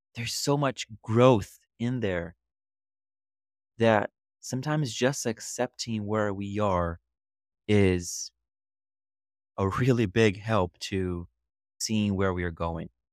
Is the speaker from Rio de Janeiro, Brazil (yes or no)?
yes; Rio de Janeiro, Brazil; English is a second language; moved away as an adult; also born or lived in Scranton, Pennsylvania / Miami; now in New York City, United States; I grew up in Brazil, more specifically in Rio, and I lived there until I was twenty years old